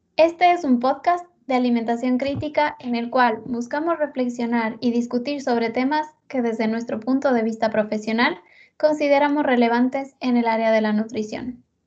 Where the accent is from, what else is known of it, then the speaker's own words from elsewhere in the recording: Ecuador; now in Spain; la merienda que conocemos en Ecuador